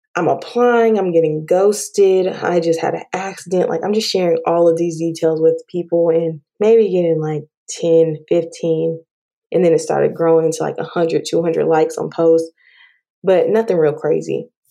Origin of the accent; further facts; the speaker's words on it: Dallas Fort Worth area, Texas, United States; also born or lived in Prince George's County, Maryland; I was raised in Texas, Dallas Fort Worth area